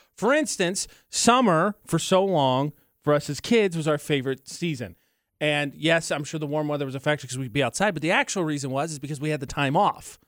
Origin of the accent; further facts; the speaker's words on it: Indiana, United States; moved away as an adult; now in Utah, United States; I've got an Indiana area code